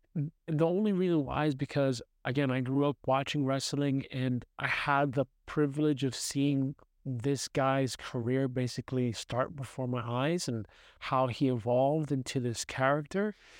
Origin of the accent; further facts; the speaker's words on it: New York City, New York, United States; moved away; I grew up in New York City, in Brooklyn.